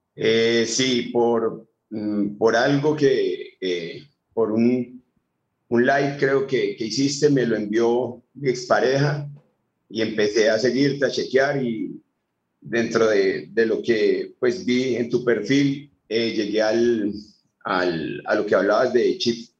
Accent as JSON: {"language": "Spanish", "country": "Colombia", "also_born_or_lived": "Medellín", "said": "de Colombia. Soy. Sí. Estoy en Medellín."}